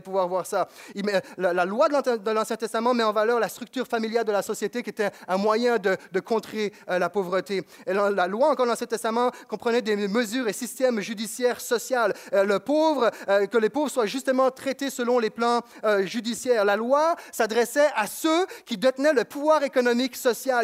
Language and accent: French; Quebec, Canada